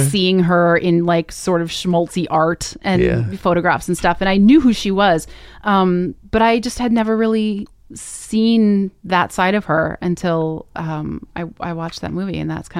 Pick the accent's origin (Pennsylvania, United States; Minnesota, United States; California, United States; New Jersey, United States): Minnesota, United States; I mean, you know, growing up in Minnesota, like there was the Mall of America, Wisconsin, right?